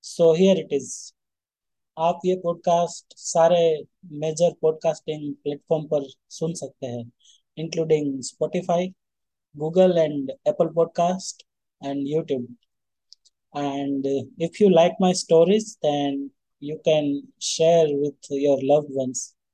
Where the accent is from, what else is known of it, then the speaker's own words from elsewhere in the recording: Rajkot, Gujarat, India; तो मैं जिस दिन निकला था मेरे होम टाउन से राजकोट से तो उसी दिन एक थोड़ी सी मेरे से गलती हो गई थी